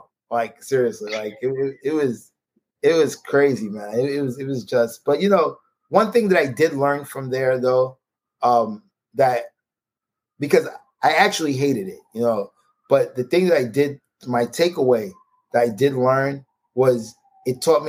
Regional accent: New York City, New York, United States; born and raised in Brooklyn

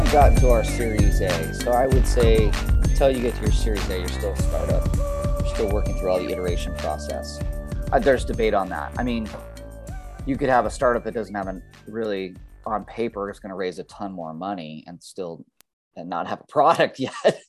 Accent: Dana Point, California, United States; also born or lived in Berkeley; my hometown of Dana Point

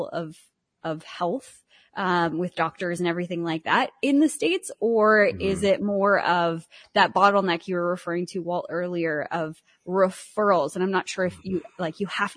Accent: Canada; I'm Canadian

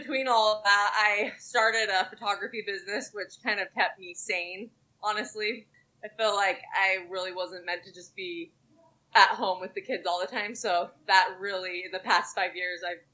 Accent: Utah, United States; moved away as an adult; also born or lived in Alabama; We moved away from Utah about 8 years ago

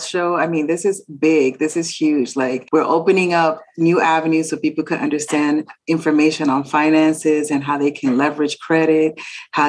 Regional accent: New York City, New York, United States; I born and raised in the Bronx, born and raised in the Bronx from Dominican family that immigrated into

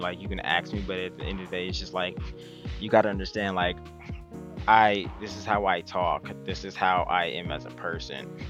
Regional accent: Las Vegas, Nevada, United States; I'm born and raised in Las Vegas, Nevada

